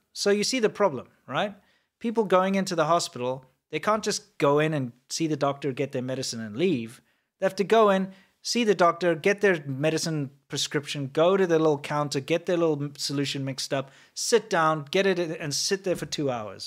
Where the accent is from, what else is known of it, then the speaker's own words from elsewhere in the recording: South Africa; moved away; also born or lived in Shenzhen, China; I'm South African